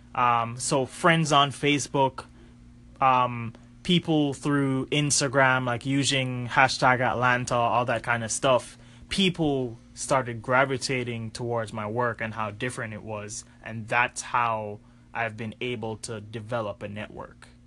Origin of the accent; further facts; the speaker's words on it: Jamaica; growing up in Jamaica, my dad is a graphic designer